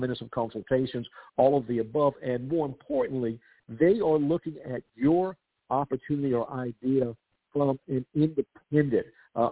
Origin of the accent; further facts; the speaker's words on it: South Carolina, United States; my home state of South Carolina